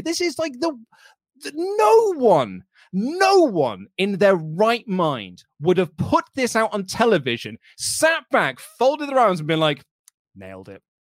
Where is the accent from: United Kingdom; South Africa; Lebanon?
United Kingdom; I'm a British man